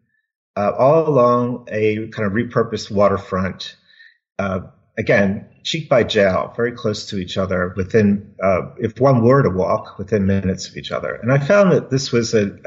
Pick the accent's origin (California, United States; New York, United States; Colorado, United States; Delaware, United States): Delaware, United States; Wilmington; moved away as an adult; I grew up in Wilmington, Delaware